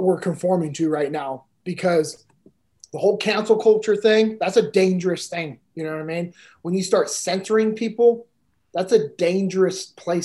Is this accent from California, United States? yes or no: yes; Sacramento, California, United States; I'm originally from Sacramento, California. You know, grew up in the same house that my dad grew up